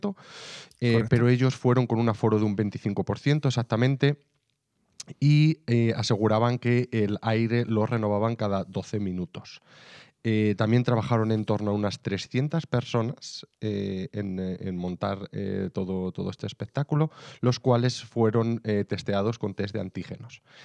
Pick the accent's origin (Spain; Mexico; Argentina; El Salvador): Spain; Salamanca, Castile and León; yo soy de Salamanca